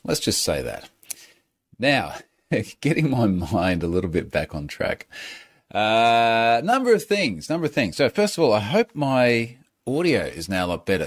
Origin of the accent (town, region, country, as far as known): Australia; accent: Aussie